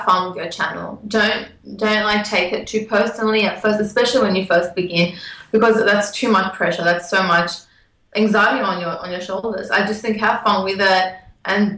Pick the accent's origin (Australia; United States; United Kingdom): Australia; accent: Australian; my Australian accent